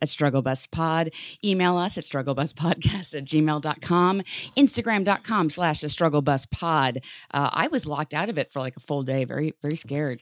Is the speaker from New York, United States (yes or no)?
yes; New York City, New York, United States; as a New Yorker